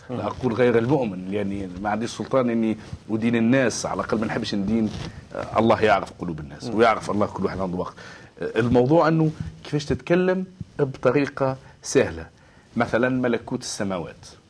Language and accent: Arabic; Tunisia; انا من تونس